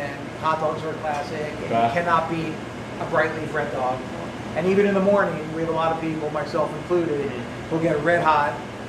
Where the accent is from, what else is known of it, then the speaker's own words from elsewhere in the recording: New Jersey, United States; I'm from Jersey.